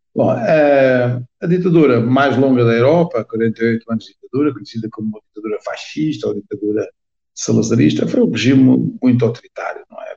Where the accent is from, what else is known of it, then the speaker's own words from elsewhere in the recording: Portugal; also born or lived in Angola; apesar de ser portuguesa, nasci em Angola, ou seja, nasci em África, numa das ex-colónias. Meu pai foi para lá trabalhar